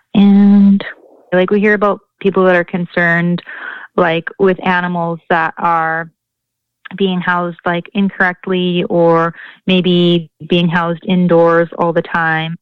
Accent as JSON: {"language": "English", "area": "Leduc County", "region": "Alberta", "country": "Canada", "tie": "born or raised there", "said": "I'm from Leduc County, Alberta."}